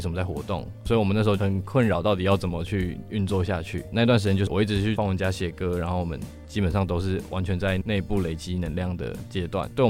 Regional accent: Taichung, Taiwan; moved away as an adult; now in Taipei, Taiwan; 因为我们都是台中人，就是我们台中乐团。然后我们是刚上台北的时候，其实超级迷茫的

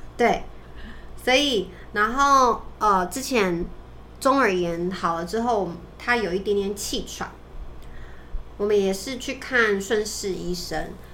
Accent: Taiwan; 我们台湾人

